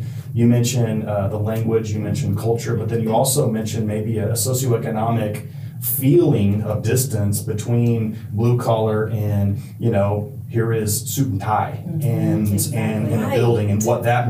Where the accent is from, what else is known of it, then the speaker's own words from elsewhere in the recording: Ecuador; I don't know if I told you guys this, but my parents were missionaries, so I grew up in Ecuador.